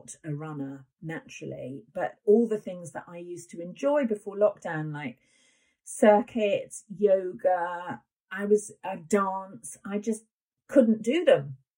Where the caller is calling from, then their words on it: Wales, United Kingdom; I'm calling in from Wales.